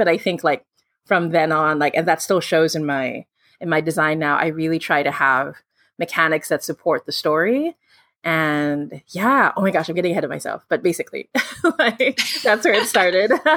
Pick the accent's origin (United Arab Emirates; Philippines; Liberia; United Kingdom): Philippines; I'm from the Philippines